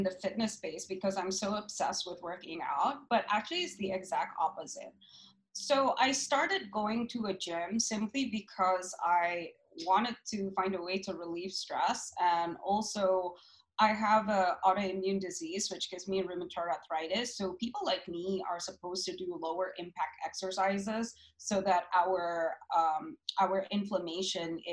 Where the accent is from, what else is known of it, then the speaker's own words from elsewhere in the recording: Boston, Massachusetts, United States; also born or lived in New York; now in Jakarta, Indonesia; I grew up in Boston. So I was raised there